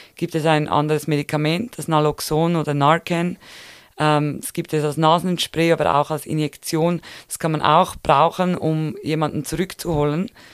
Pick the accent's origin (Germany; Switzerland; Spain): Switzerland; bei uns in der Schweiz